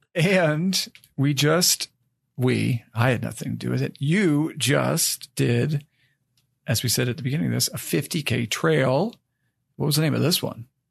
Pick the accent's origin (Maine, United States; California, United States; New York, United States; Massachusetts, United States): Maine, United States; moved away as an adult; also born or lived in West Virginia; I grew up in Maine and I went to college down in West Virginia.